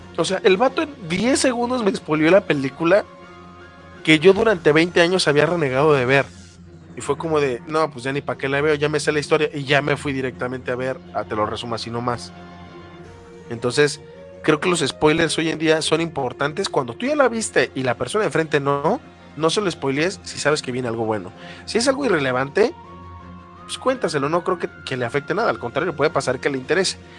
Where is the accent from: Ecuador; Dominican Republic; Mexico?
Mexico; Guadalajara, Jalisco; de mi pueblo natal, de mi bella Guadalajara, que es una de las tres ciudades importantes del país